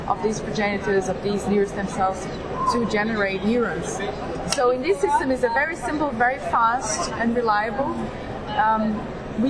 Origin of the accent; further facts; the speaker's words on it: Brazil; also born or lived in London; I went back to Brazil